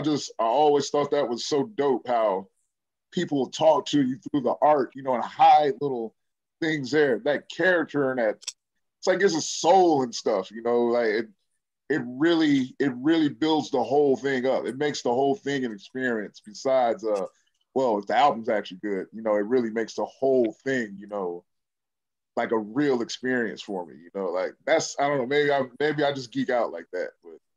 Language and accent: English; Decatur, Illinois, United States; From Decatur, Illinois.